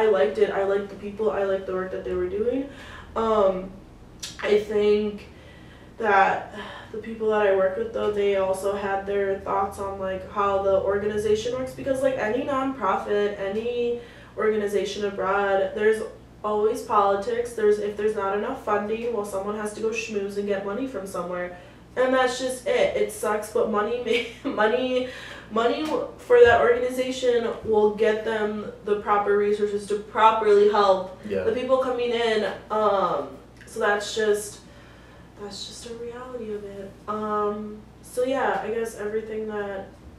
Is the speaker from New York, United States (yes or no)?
no; Brussels, Wisconsin, United States; moved away; also born or lived in Milwaukee, Wisconsin; my hometown, like, Brussels, like, we were probably, like, one of three Mexican families in the entire county when I was growing up